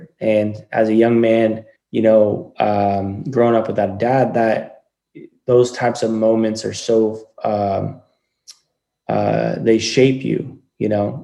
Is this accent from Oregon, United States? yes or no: yes; Coos Bay, Oregon, United States; I grew up in a little town called Coos Bay on the Oregon coast.